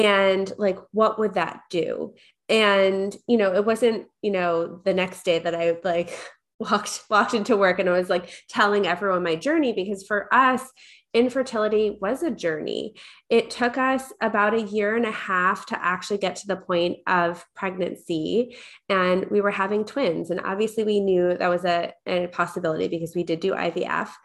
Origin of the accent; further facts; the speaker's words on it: Long Island, New York, United States; I grew up in New York.